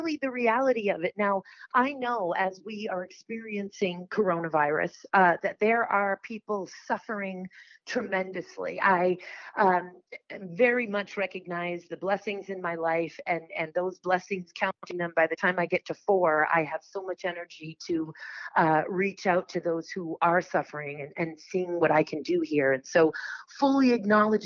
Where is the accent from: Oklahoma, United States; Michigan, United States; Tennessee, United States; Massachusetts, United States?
Massachusetts, United States; Boston; I was born in Boston. I've lived in Boston